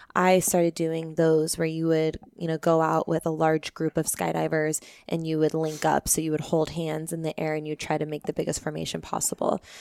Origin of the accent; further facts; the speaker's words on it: Peoria, Arizona, United States; also born or lived in Phoenix, Arizona / Anthem, Arizona / Tempe, Arizona / Maricopa, Arizona; born and raised in Arizona. Um, I grew up in Peoria